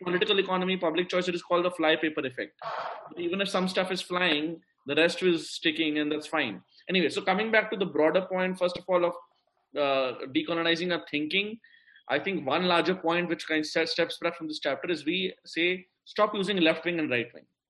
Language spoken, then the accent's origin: English; India; as an Indian